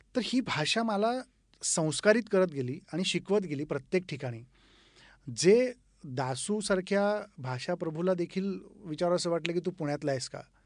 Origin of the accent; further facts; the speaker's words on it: Yenegur, Maharashtra, India; moved away as an adult; also born or lived in Pune; now in Mumbai, India; उमार्गा तालुक्यातून माझं मूळ गाव येणेगूर